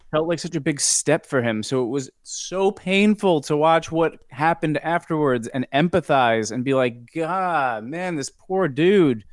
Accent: New York, United States; I'm from New York

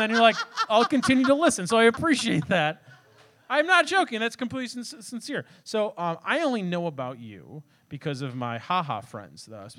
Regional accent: Chicago, Illinois, United States; also born or lived in Westchester, Illinois / Oak Park, Illinois; I grew up in three places. Westchester, Illinois.

